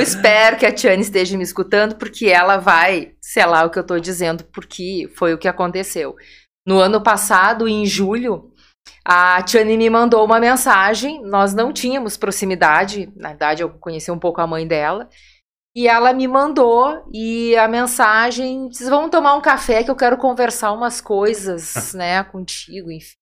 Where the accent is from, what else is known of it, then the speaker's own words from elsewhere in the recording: Porto Alegre, Rio Grande do Sul, Brazil; moved away as an adult; now in Vale do Taquari, Brazil; Nasci, me criei em Porto Alegre